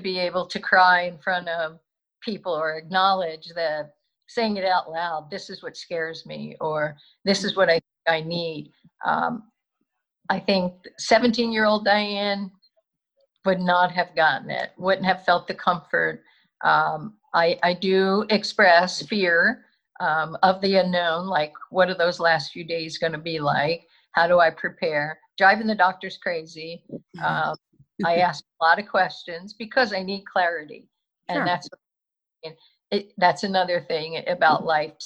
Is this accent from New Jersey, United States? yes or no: no; Philadelphia, Pennsylvania, United States; I'm from the Northeast. I went to Archbishop Ryan. I went to college locally